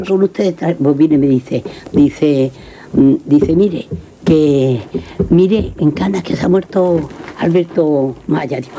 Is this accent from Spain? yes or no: yes; Almería, Andalusia, Spain; andaluz, sí. para hablar, yo como soy de Almería